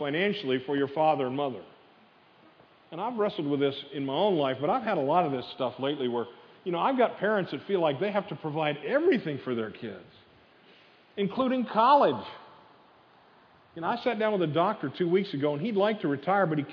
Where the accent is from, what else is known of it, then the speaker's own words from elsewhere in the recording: the North, United States; moved away; I grew up in the North